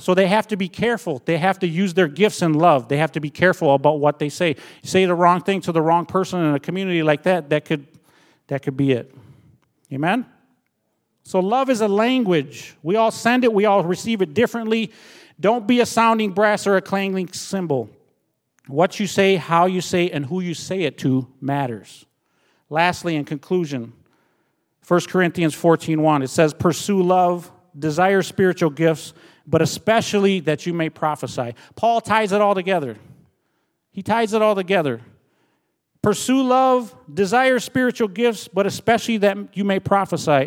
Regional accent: Minnesota, United States; moved away as an adult; also born or lived in Red Lake Nation, Minnesota; now in Milwaukee, United States; I was born and raised in Minnesota

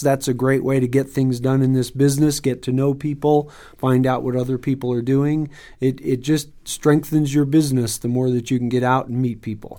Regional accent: Northern California, United States; moved away as an adult; now in Reno, Nevada, United States; I grew up in California

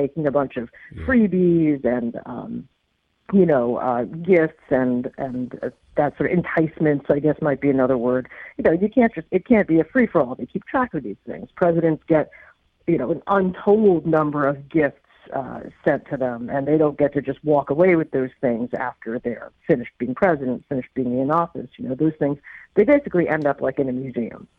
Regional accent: United States; as an American taxpayer

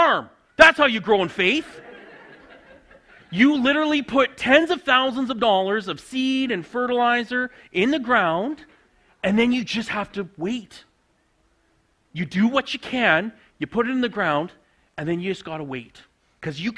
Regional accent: Saskatchewan, Canada; moved away as an adult; also born or lived in Alberta; now in Riondel, Canada; I grew up on a grain farm in Saskatchewan

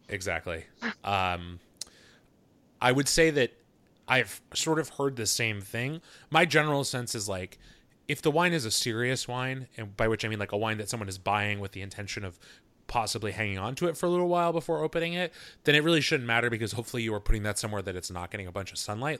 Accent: Seattle, Washington, United States; also born or lived in New York City; here in my hometown of Seattle

